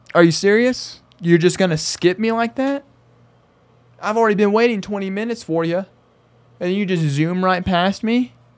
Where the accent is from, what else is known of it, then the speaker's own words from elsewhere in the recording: Arkansas, United States; moved away as an adult; also born or lived in Phoenix area, Arizona; now in Phoenix, United States; I tell 'em I'm from a small town. I tell 'em I'm from Arkansas.